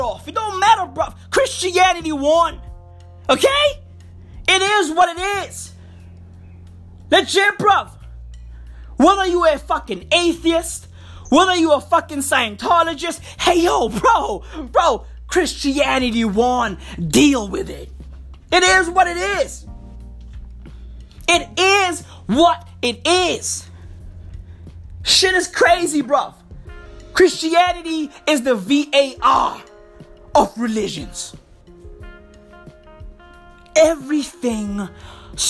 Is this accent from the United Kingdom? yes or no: no; South Africa; I'm South African, right? I live in Johannesburg, the East Rand